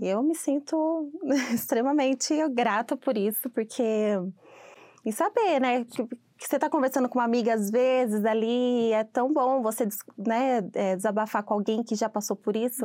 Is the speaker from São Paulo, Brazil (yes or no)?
yes; Sorocaba, São Paulo, Brazil; moved away as an adult; now in United States; eu sou de Sorocaba, é, o interior de São Paulo. E eu tô aqui já vai fazer oito anos que eu tô aqui